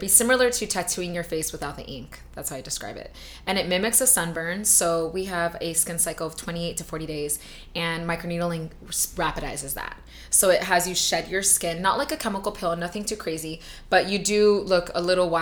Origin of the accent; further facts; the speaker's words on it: Los Angeles, California, United States; now in Hawaii, United States; I'm from LA originally, so we are like the capital of aesthetics